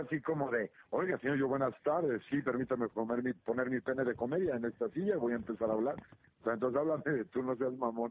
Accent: Mexico; aquí somos los mexicanos

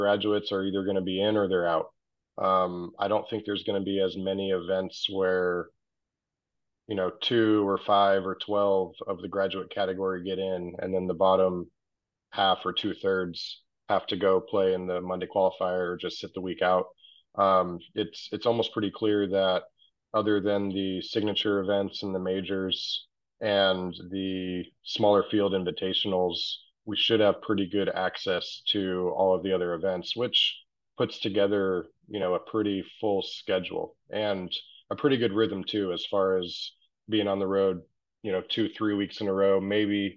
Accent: La Quinta, California, United States; I spent middle school and high school in La Quinta

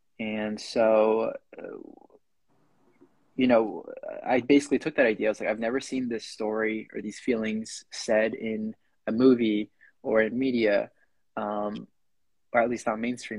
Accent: Concord, Massachusetts, United States; I'm from this town called Concord in Massachusetts. It's at least when I was coming up, growing up here, you know, it was a very non-diverse, very rich, very colonial place.

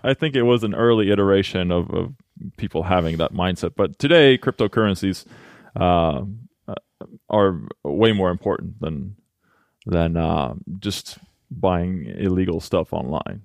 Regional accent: Halmstad, Halland County, Sweden; now in Los Angeles, United States; I'm from Sweden, born and raised in Halmstad

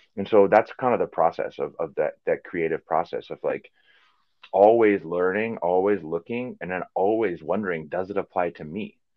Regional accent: Green Bay, Wisconsin, United States; moved away as an adult; also born or lived in Chicago / England; growing up in Green Bay

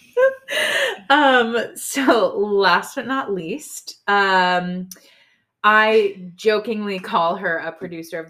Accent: United States; we are both American. We are the minorities in our church.

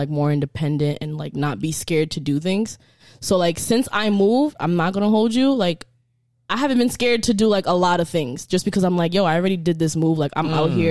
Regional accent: New York, United States; moved away as an adult; also born or lived in Haiti; now in Florida, United States; I'm from New York. I'm fast paced

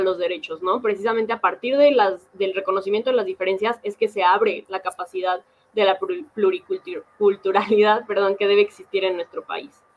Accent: Mexico; todos somos mexicanos

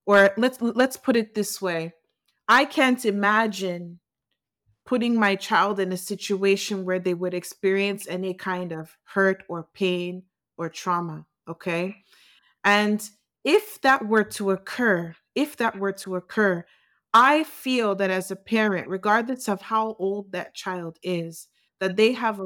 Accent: United States; I grew up in the U.S.

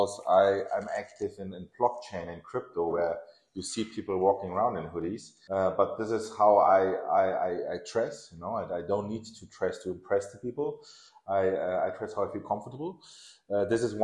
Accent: Germany; English is a second language; also born or lived in Tehran, Iran / Nottingham, England / London, England; So I was born in Iran and in Tehran. And we came over to Germany. It was Iran-Iraq, the Gulf War. So we fled Iran and we came here as refugees, actually, to Germany with my parents. It wasn't 85. I was 3 years old. So I was raised in Germany

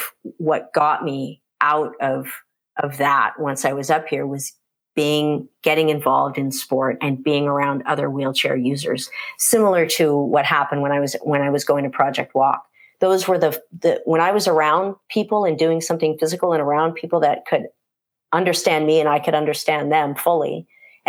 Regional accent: United States; moved away as an adult; also born or lived in California; now in Canada; I grew up in the States, and moved to Canada

